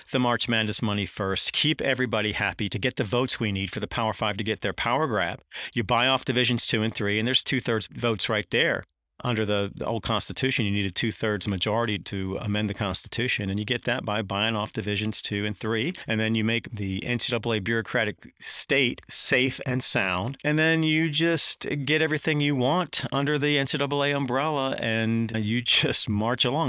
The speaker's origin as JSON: {"language": "English", "town": "Durham", "region": "North Carolina", "country": "United States", "tie": "born or raised there", "moved": "yes", "said": "I grew up in Durham, North Carolina, which is one of the best stops along Tobacco Road"}